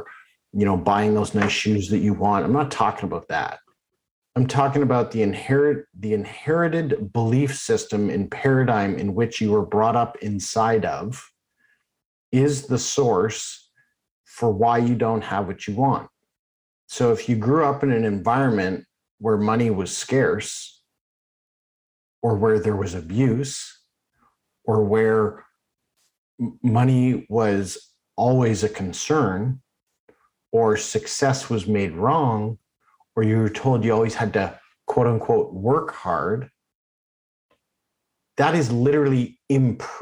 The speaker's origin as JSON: {"language": "English", "town": "Oakville", "region": "Ontario", "country": "Canada", "tie": "born or raised there", "said": "when I grew up in Oakville."}